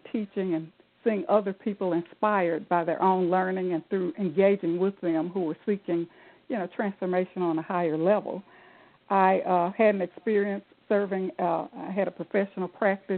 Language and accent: English; Jackson, Mississippi, United States; I'm from Jackson, Mississippi